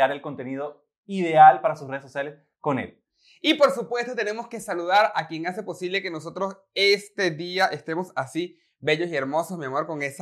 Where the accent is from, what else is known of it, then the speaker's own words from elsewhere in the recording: Venezuela; yo, soy, el venezolano que ha sido criado a punta arepa.